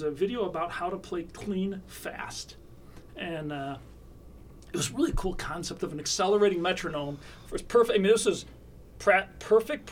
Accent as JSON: {"language": "English", "town": "Batavia", "region": "New York", "country": "United States", "tie": "born or raised there", "also_born_or_lived": "Hollywood", "moved": "as an adult", "said": "I grew up in central western New York."}